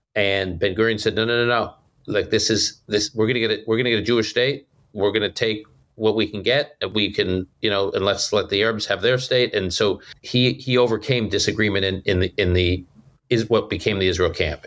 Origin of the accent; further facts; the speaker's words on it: Toronto, Ontario, Canada; also born or lived in Utica, New York, United States; now in United States; born in upstate New York, Utica, New York, w, spent many years growing up in Toronto, Canada